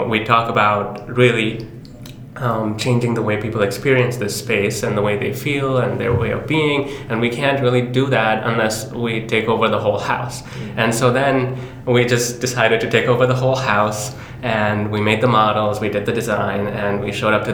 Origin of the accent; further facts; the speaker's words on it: Pakistan; I'm from a former colony. I'm from Pakistan